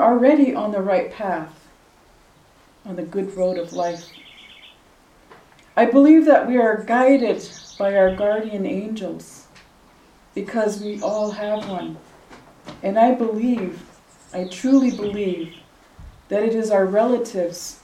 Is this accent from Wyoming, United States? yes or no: yes; Wind River Reservation, Wyoming, United States; I'm from the Wind River Reservation